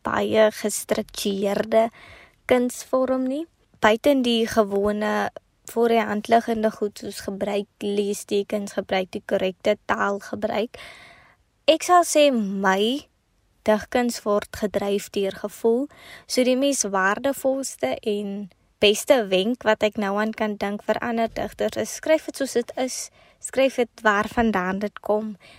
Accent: Kakamas, Northern Cape, South Africa; also born or lived in Potchefstroom; Ek kom van Agenhuis in die Noord-Kaap

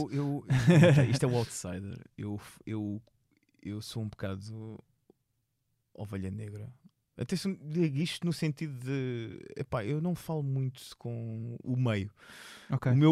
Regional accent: Seixal, Setúbal, Portugal; also born or lived in Lisbon; now in Amadora, Portugal; sou originário, eu sou originário do Seixal, originário. Eu nasci em Benfica, vivi no Seixal e agora vivo

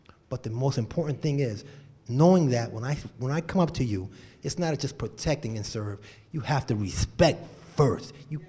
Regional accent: Connecticut, United States; was born and raised here. I don't know everybody in this room, but I know quite a few people, and I'm from the North End. I graduated from Weaver High School, went to Fox Middle, Annie Fisher, and I started in Bevy Square.

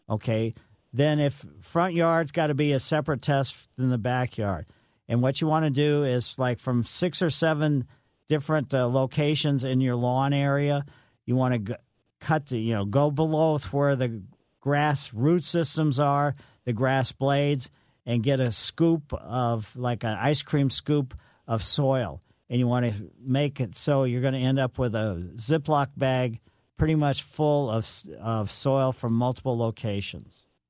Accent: Ellisville, Missouri, United States; also born or lived in St. Louis, Missouri; growing up in Ellisville, we uh, from uh, down on Flat by the Botanical Garden. My parents moved to Ellisville

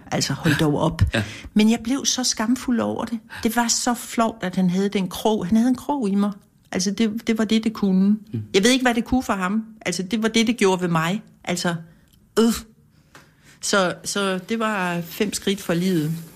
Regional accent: Kolding, Southern Denmark, Denmark; jeg er fra Kolding

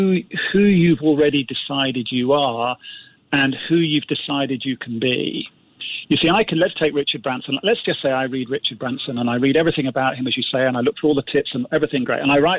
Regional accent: Singapore; well, he was British and I'm Singaporean, or he's a man, I'm a woman.

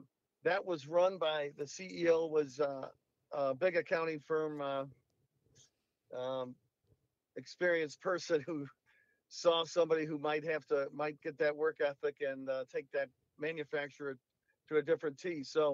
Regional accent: Chicago, Illinois, United States; Well, you know, my childhood years were mainly in the south side of Chicago. My dad was a bricklayer for a good part of his life.

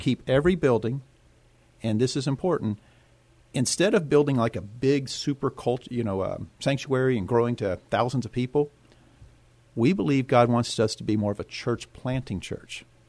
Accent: Yoakum, Texas, United States; also born or lived in Houston, Texas; now in San Antonio, United States; she took me back to our little small town called Yoakum, Texas

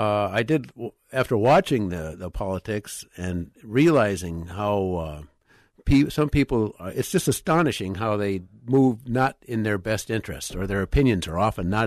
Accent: Minneapolis, Minnesota, United States; And I grew up in South Minneapolis, too. down on Lake Street near the river.

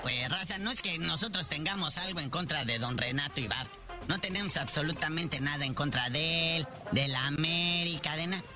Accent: Mexico; A los mexicanos de corazón y de sangre

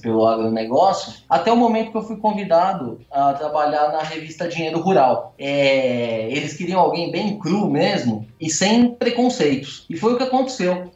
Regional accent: São Paulo, Brazil; vivi a minha vida toda em São Paulo, então sou um cara totalmente urbano

